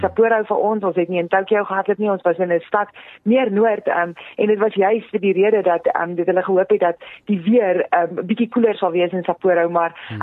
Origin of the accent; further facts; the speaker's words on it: Free State, South Africa; moved away; gebore en groot geword daar in die Vrystaat